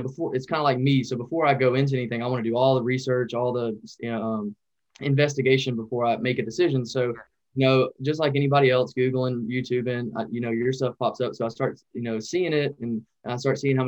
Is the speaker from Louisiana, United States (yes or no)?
yes; Louisiana, United States; also born or lived in North Dakota; I was actually working up in North Dakota, and I'm from Louisiana.